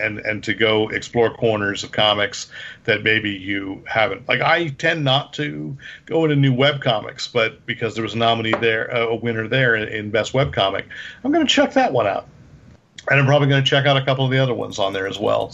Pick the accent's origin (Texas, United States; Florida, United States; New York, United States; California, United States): California, United States; Sunnyvale; I was just in Sunnyvale last week, my hometown